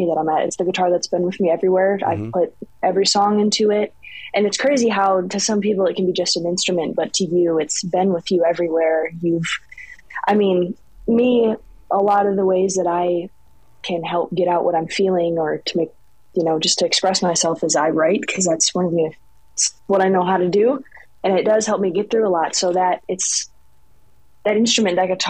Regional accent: Canton, Michigan, United States; I'm from Michigan, from Canton, Michigan

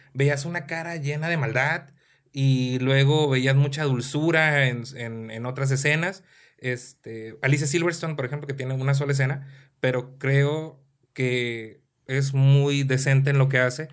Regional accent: Mexico; porque soy mexicano

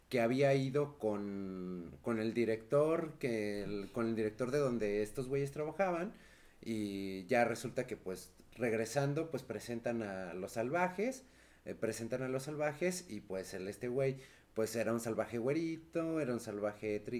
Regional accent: Mexico City, Mexico; siendo chilangos, no

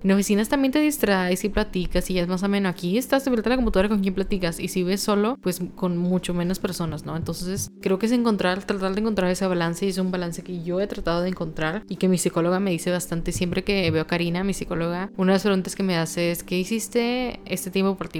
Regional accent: Monterrey, Nuevo León, Mexico; soy de Monterrey

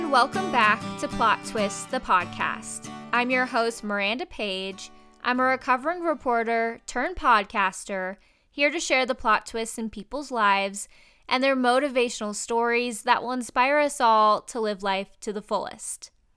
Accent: Colorado, United States; moved away as an adult; I'm from Colorado, so we were far away from home

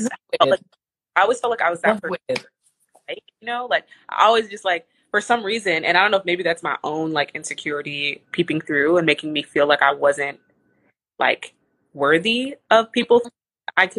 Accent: Texas, United States; moved away; I came from my hometown in Texas is like not small

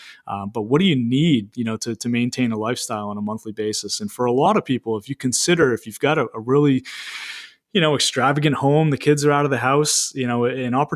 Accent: Maine, United States; I'm 34 years old myself, born and raised in Maine

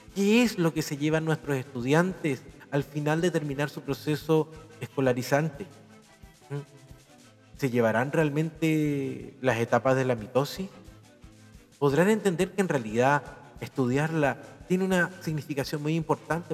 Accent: Chile; como profesor, como biólogo, como chileno

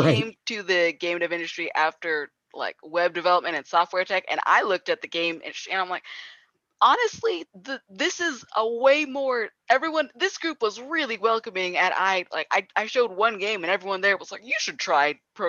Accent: New Jersey, United States; I'm also from New Jersey

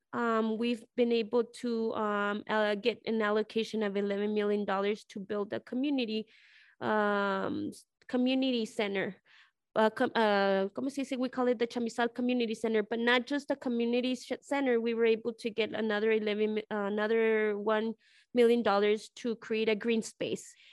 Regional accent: El Paso, Texas, United States; I'm from El Paso, Texas, and I'm living in El Paso, Texas. I'm from this neighborhood

